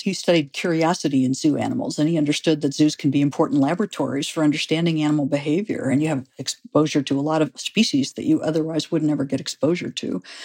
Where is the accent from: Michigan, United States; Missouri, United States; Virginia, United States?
Missouri, United States; St. Louis; moved away; I grew up in Saint Louis, Missouri